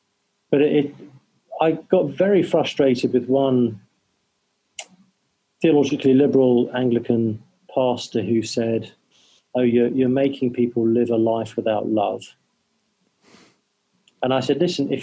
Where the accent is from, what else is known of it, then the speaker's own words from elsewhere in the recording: England, United Kingdom; I'm English